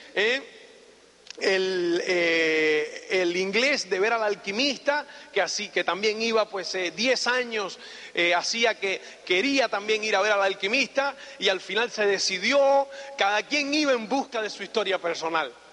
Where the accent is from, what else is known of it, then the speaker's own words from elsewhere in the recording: Cuba; moved away as an adult; also born or lived in Spain / United States; soy cubano. me asilé en España en el año 82